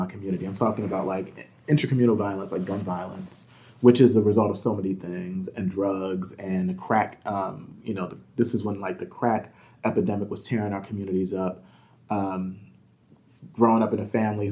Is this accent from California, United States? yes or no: no; Camden, New Jersey, United States; I grew up in Camden, New Jersey.